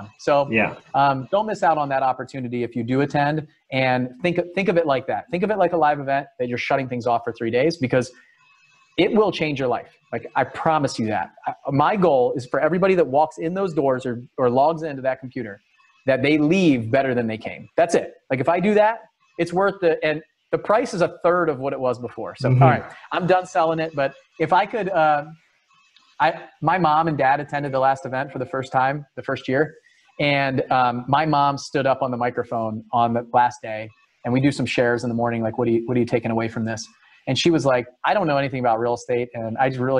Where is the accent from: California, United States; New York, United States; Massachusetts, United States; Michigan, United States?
California, United States; San Diego; I was born in San Diego